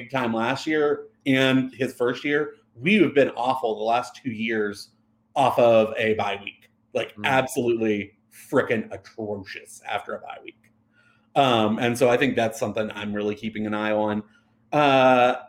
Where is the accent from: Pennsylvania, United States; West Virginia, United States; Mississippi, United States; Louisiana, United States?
West Virginia, United States